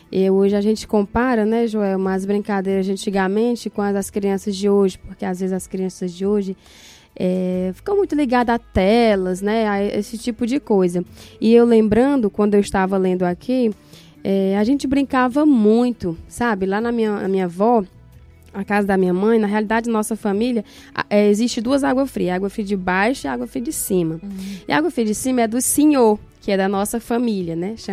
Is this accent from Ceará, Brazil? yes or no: yes; Tamboril, Ceará, Brazil; Eu sou natural de é, município de Tamboril, né? Nasci no município, né, num lugar chamado Água Fria, né, o é interior de Tamboril. Sou de lá.